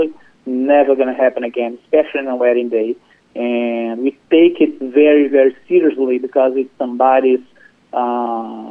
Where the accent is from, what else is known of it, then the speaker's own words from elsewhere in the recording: Brazil; now in Chapel Hill, United States; I'm originally from Brazil, and I moved to this country about 20, 25 years ago.